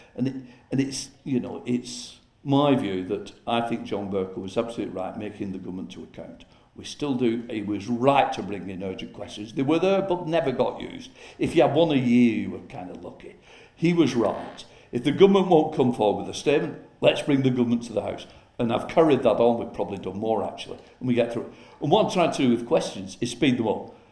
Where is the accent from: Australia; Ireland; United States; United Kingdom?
United Kingdom; Chorley, North West England; I'm a Chorley lad, born and brought up in Chorley